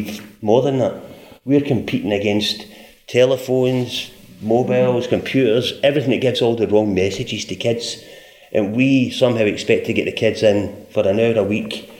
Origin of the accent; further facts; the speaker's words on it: Scotland, United Kingdom; moved away; I was brought up in Scotland.